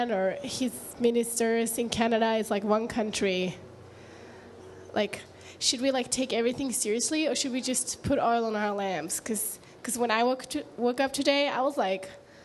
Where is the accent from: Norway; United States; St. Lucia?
Norway; moved away; I think I'm from Norway, which is so far away from here